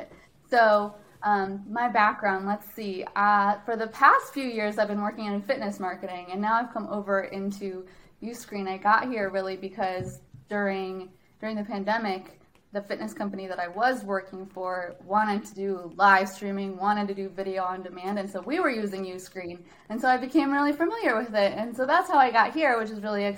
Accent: Wisconsin, United States; accent: Canadian; I grew up in Wisconsin.

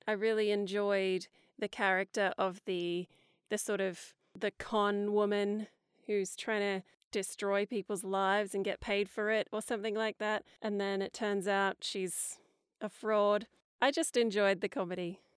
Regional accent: Hawkesbury area, near Sydney, New South Wales, Australia; now in Woodstock, Australia; Yes, I'm from Australia. I grew up in a little area not far from Sydney called the Hawkesbury area.

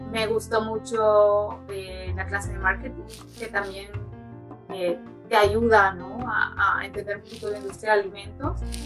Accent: Tegucigalpa, Francisco Morazán, Honduras; moved away; yo soy de Tegucigalpa, yo nací y crecí en Tegucigalpa

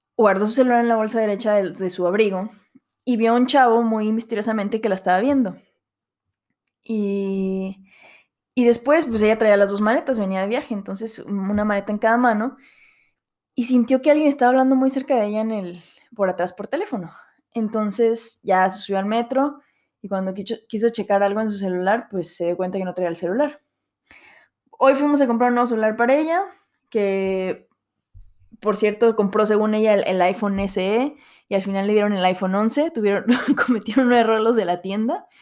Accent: Mexico; moved away as an adult; now in Paris, France; extrañar México

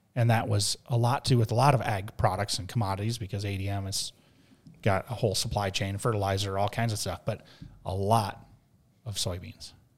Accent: Mankato, Minnesota, United States; we're from, uh, Minnesota.

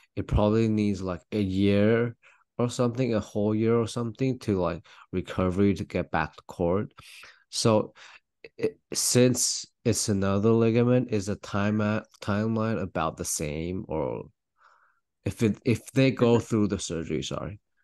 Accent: Taiwan; now in Louisville, United States; I'm from Taiwan, although I'm Louisville right now

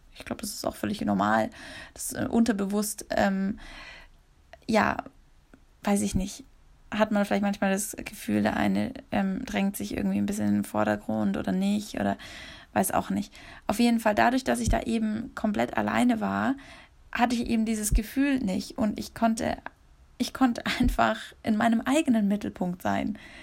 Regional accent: Munich, Bavaria, Germany; in München bin, wenn ich in meiner Heimat bin

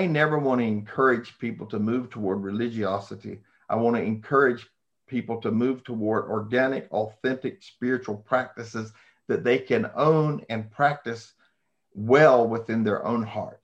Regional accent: United States; I am an American, seven generations.

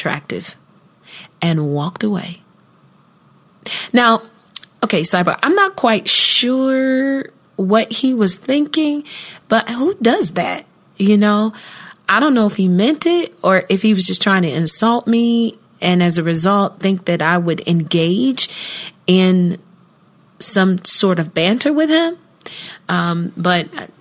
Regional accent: Columbus, Ohio, United States; Columbus, my hometown

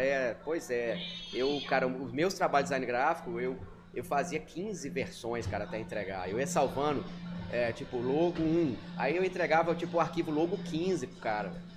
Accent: Minas Gerais, Brazil; moved away as an adult; now in Porto Velho, Brazil; Eu nasci em Minas

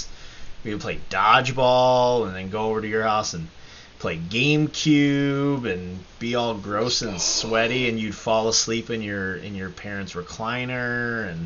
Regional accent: Batavia, New York, United States; now in Syracuse, United States; we grew up in Batavia together

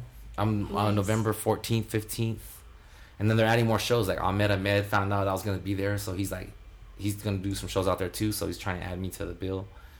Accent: Taiwan; born there; and then I was born in Taiwan.

